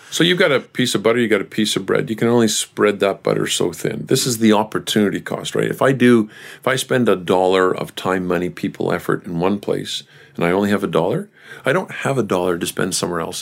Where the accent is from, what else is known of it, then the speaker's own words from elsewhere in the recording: Canada; We as Canadians